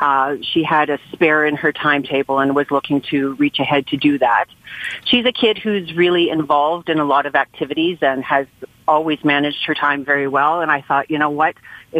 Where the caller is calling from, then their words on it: St. Joseph Island, Ontario, Canada; I'm calling from St. Joe's Island in Northern Ontario.